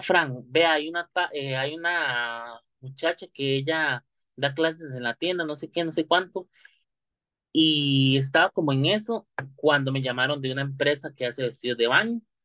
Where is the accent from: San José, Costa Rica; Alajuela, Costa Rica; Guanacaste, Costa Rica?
Alajuela, Costa Rica; Santa Clara; soy del lado de Santa Clara